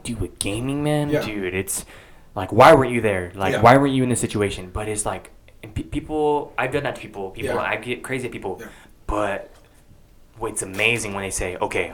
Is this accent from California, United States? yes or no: no; Parker, Arizona, United States; moved away as an adult; people from my hometown from Parker